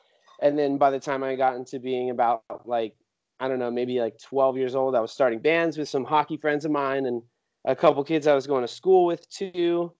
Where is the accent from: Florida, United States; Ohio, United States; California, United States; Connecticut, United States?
California, United States; San Jose; The real brief version is I was born and raised in San Jose, California. Single mom, she was from Hawaii, so I have Hawaiian heritage in my family, so that is a big part of my identity.